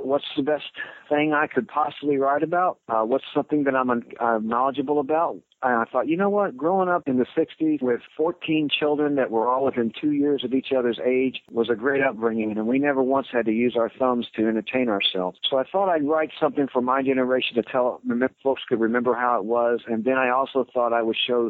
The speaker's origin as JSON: {"language": "English", "town": "Houston", "region": "Texas", "country": "United States", "tie": "born or raised there", "also_born_or_lived": "Chicago area", "moved": "as an adult", "lives_now": "Midlothian, Texas, United States", "said": "all my kids I grew up with were in Houston"}